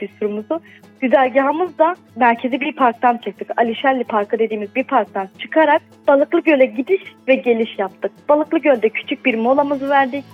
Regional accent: Şanlıurfa, Turkey; bir Urfalı olarak

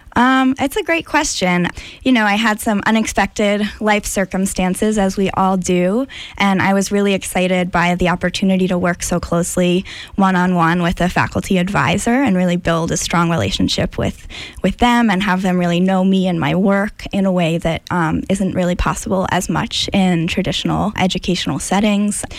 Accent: Amherst, Massachusetts, United States; also born or lived in India; I grew up in Amherst, Massachusetts, in the western part of the state

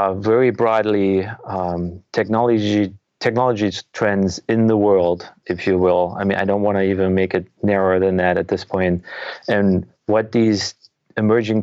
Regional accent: Germany; moved away as an adult; now in United States; I'm actually originally from Germany. So I moved to the US in 1997

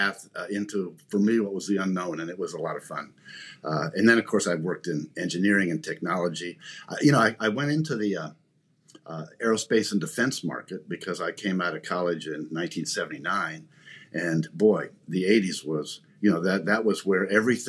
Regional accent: Indiana, United States; I'm just a rural kid from the Midwest. I grew up in Indiana

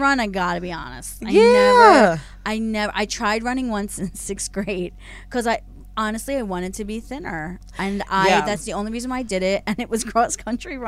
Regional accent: Philadelphia, Pennsylvania, United States; now in Los Angeles, United States; I'm from Philly and everything's pronounced wrong there.

